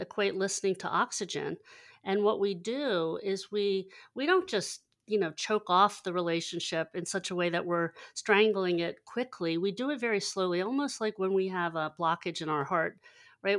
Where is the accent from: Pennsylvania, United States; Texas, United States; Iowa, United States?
Pennsylvania, United States; Hershey; also born or lived in Lancaster, Pennsylvania; I, I grew up in Hershey, Pennsylvania, and, and navigated a little east to Lancaster, Pennsylvania after college.